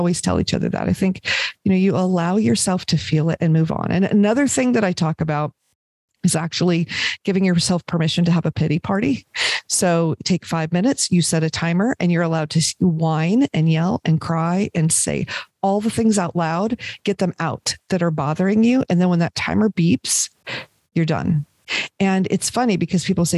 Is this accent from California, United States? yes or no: yes; Los Angeles, California, United States; moved away as an adult; I was raised in Los Angeles where, you know, you can never be too rich or too thin was the thing